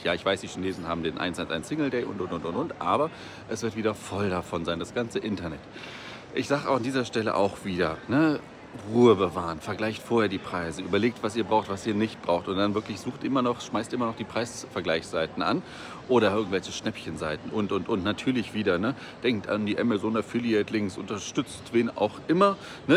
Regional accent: Germany; Bei uns in Deutschland

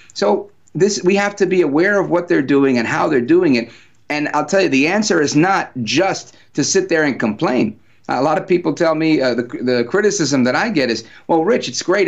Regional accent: New Jersey, United States; also born or lived in Brooklyn, New York; I'm a New Yorker, born in Brooklyn, raised in Jersey, born to Puerto Rican parents

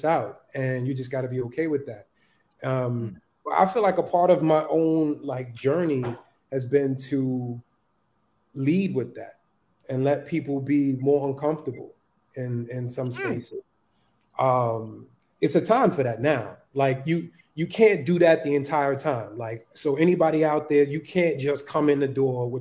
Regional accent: New York City, New York, United States; also born or lived in North Carolina; growing up in Harlem in the you know, 80s, 90s

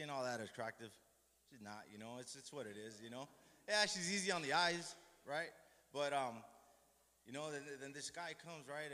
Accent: Los Angeles, California, United States; I'm from Boyle Heights. That's where I grew up

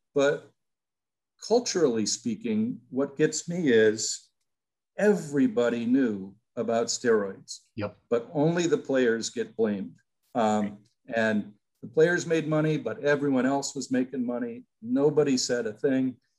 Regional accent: Peoria, Illinois, United States; moved away as an adult; also born or lived in Iowa; I grew up in Peoria, Illinois, as a Chicago Cubs fan

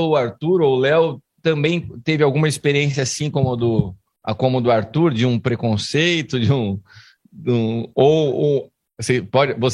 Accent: Venezuela; Portuguese is a second language; now in Argentina; …, sou venezuelana, pero vivo em Argentina.

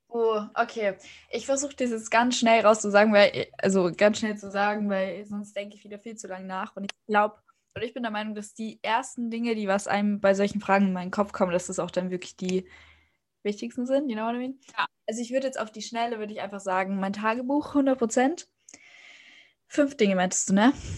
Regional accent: Austria; ich komme aus Österreich

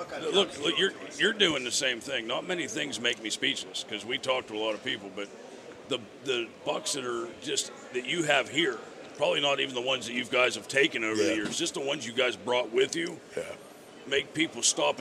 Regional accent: Pennsylvania, United States; We're from Pennsylvania, so we don't see things like this.

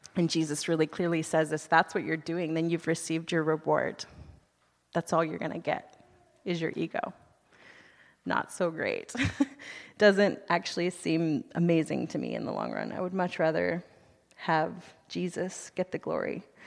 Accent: United States; moved away as an adult; now in Canada; I'm from the United States

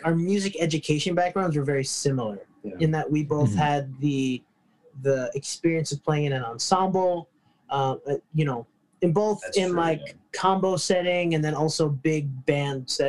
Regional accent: New York, United States; I grew up in New York

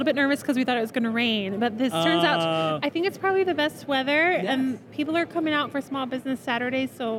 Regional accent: Midwest, United States; now in Arizona, United States; I'm from the Midwest

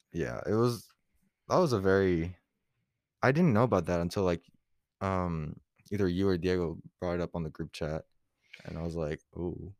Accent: Puerto Rico; moved away; also born or lived in Florida; I grew up in P, like, Puerto Rico

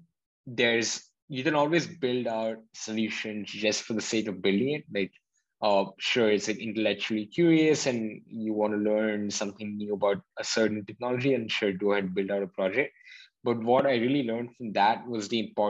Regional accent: Hyderabad, Telangana, India; moved away as an adult; now in Berkeley, United States; I was born in India and then grew up in a city called Hyderabad for 18 years of my life

